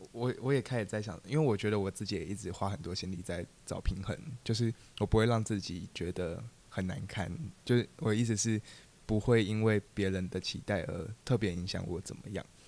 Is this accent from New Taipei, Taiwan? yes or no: no; Tainan, Taiwan; 我是来自台南，然后我现在高三，就是我现在十七岁